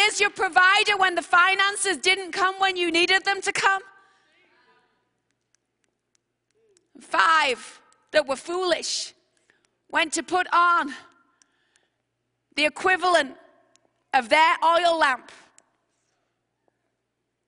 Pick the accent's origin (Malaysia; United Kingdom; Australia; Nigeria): United Kingdom; England; I'm from England